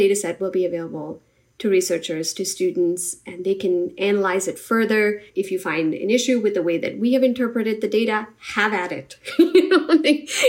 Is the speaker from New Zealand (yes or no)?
no; India; now in United States; I grew up in India